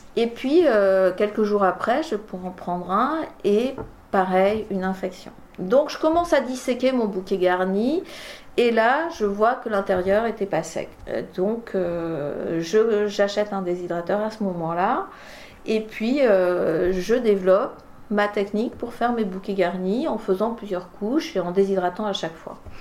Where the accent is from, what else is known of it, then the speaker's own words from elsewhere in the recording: France; also born or lived in Bordeaux; on est revenu en 76 dans la région et j'ai grandi ici